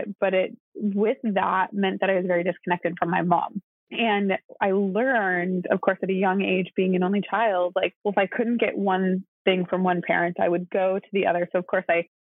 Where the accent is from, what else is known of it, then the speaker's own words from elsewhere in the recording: Wisconsin, United States; I am an only child from the Midwest. I grew up in Wisconsin